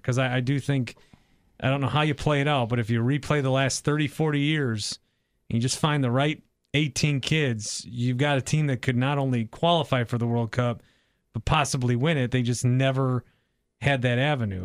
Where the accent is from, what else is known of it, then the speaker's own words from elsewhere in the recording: Fond du Lac, Wisconsin, United States; moved away; I'm from Fond du Lac